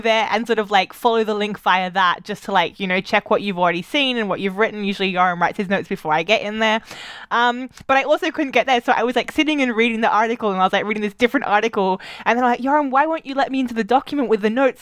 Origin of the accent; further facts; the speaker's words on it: Australia; moved away; growing up in Australia